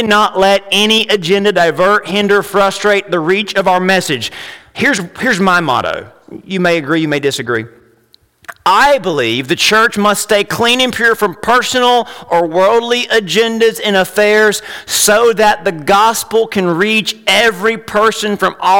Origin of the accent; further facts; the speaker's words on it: United States; as an American, as a man